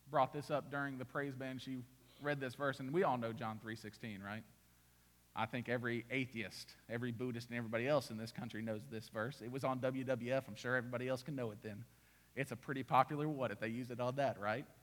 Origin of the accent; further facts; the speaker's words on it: Indiana, United States; born there; moved away; also born or lived in Mississippi; I was born in Indiana. No mountains. It's cornfield, cornfield, cornfield, cornfield. Oh, a bean field. All right. Nothing to look at. That's that great. We moved to Mississippi.